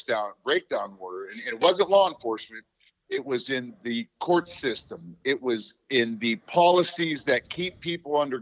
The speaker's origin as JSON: {"language": "English", "town": "Los Angeles", "region": "California", "country": "United States", "tie": "born or raised there", "also_born_or_lived": "Germany / Fort Bragg, North Carolina", "moved": "as an adult", "lives_now": "Pittsburgh, United States", "said": "I'm originally from Los Angeles. I'm a little surfer kid from L.A."}